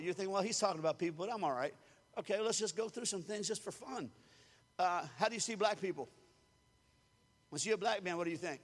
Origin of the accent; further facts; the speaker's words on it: Louisiana, United States; I was raised in Louisiana